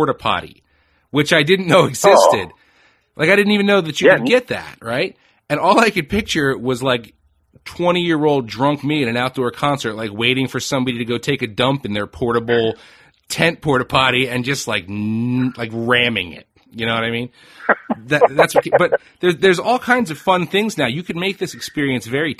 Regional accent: Northeast, United States; I'm born and raised in the Northeast too

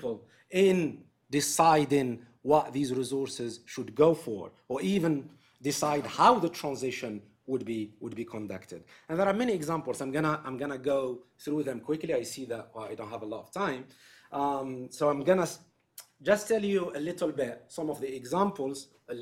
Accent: Algeria; my home country, in Algeria

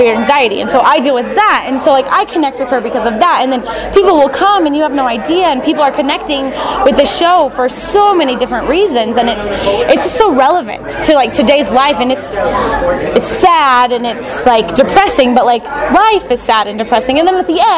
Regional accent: Merced, California, United States; from Merced, California

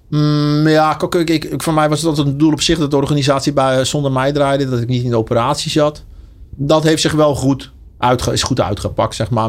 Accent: Enkhuizen, North Holland, Netherlands; moved away as an adult; now in Deurne, Netherlands; ik eh, kom oorspronkelijk uit Enkhuizen

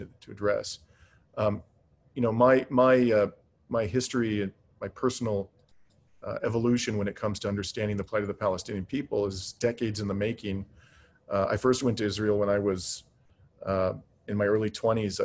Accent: Canada; as a Canadian

